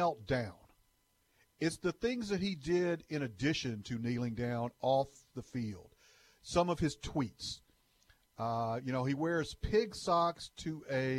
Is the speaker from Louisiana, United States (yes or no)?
yes; Louisiana, United States; moved away; a Cajun Italian guy that grew up in Louisiana and sort of been different places